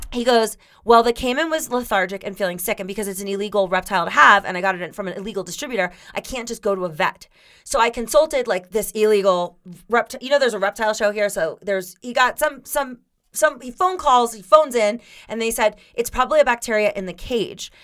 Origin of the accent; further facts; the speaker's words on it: Florida, United States; I grew up in Florida